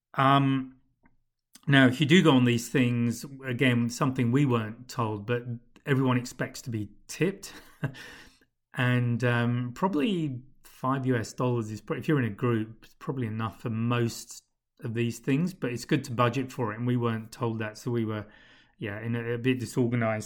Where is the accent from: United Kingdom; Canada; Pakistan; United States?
United Kingdom; moved away; speaking as a Brit, as a Pom